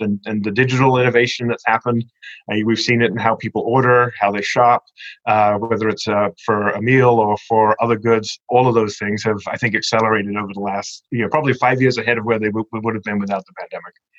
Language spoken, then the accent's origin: English; England, United Kingdom; moved away; growing up in England, I was a Churchill fan